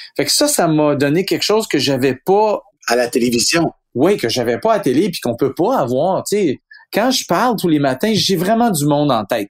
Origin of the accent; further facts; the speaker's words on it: Quebec, Canada; ici, chez nous, au Québec, puis au Canada